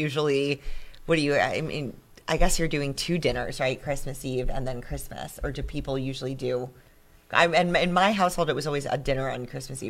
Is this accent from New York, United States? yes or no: yes; Long Island, New York, United States; accent: Long Island; now in Finger Lakes, United States; Do you hear my Long Island accent there?